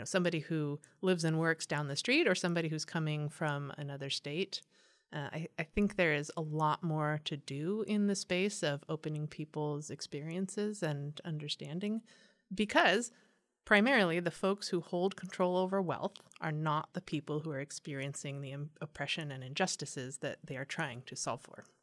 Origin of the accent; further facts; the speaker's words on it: San Diego, California, United States; also born or lived in East Coast; I'm from San Diego. I was born mm. and raised here uh, in Escondido and in Poway